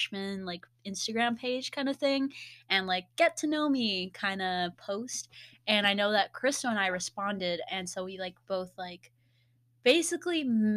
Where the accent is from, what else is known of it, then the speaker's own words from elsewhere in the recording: California, United States; I am from California. I already said that. I grew up in California.